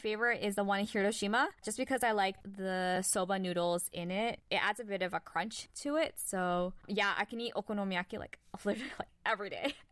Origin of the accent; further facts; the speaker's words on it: Toronto, Ontario, Canada; I was born and raised in Toronto, Canada.